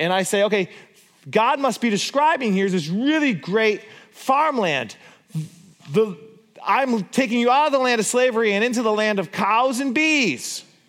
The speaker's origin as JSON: {"language": "English", "town": "Borculo", "region": "Gelderland", "country": "Netherlands", "tie": "born or raised there", "said": "because I grew up in Borculo. And there's lots of bees and there's lots of cows."}